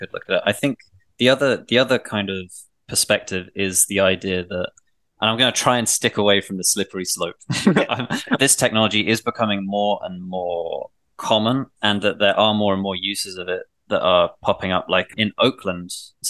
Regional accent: England, United Kingdom; Like I was brought up in England where the police aren't even armed. They don't have guns.

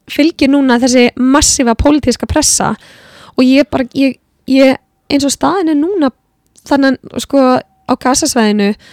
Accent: Iceland; also born or lived in Florida; við erum náttúrulega tónlistafólk frá Íslandi

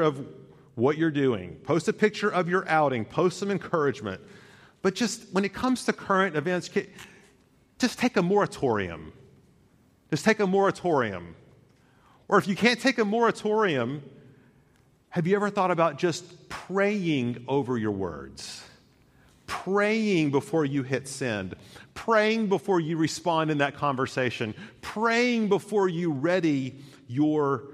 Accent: Chattanooga, Tennessee, United States; growing up in Chattanooga, which is surrounded by lakes and rivers and such

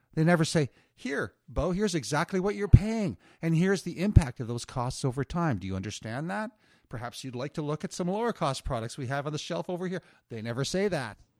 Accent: Moncton, New Brunswick, Canada; also born or lived in Nova Scotia; I was born in Nova Scotia and grew up mostly in Moncton, New Brunswick.

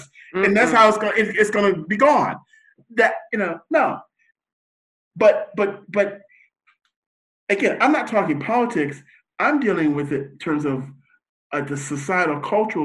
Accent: United States; as American, that's our culture

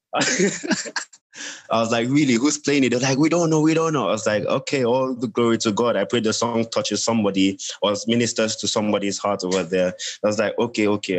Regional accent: Nigeria; now in Gambia; I'm a Nigerian, I'm a Nigerian currently residing in the Gambia.

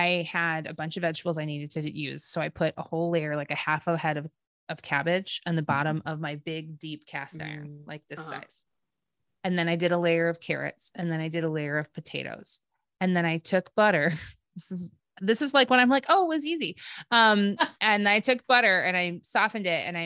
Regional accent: Midwest, United States; We're not from Boston. We're from the Midwest

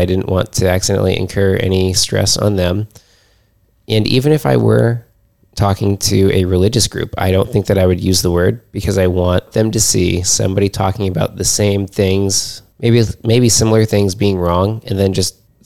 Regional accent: Illinois, United States; moved away as an adult; now in New England, United States; where I grew up in Illinois

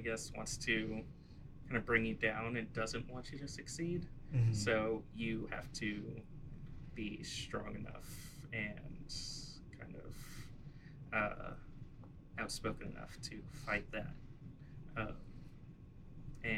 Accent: New York City, New York, United States; I grew up in the Bronx, New York

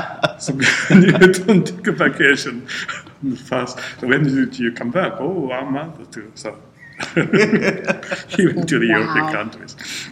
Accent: Japan; English is a second language; moved away as an adult; now in United States; So, but I was just arrived from Japan, so my English is very bad.

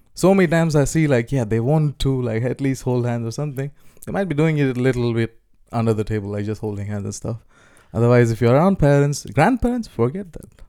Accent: India; growing up as an Indian kid

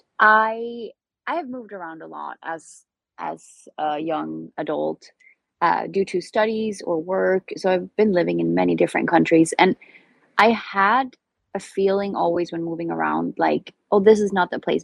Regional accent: Sweden; moved away; From Sweden. So I'm very far away from home.

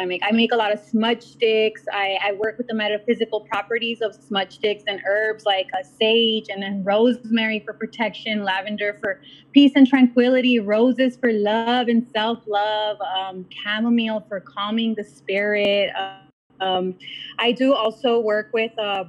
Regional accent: South Gate, California, United States; I pretty much grew up here in Southgate.

